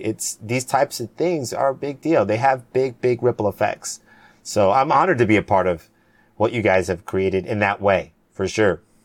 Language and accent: English; Cayman Islands; I'm from the Cayman Islands. That's where, who, where I'm from.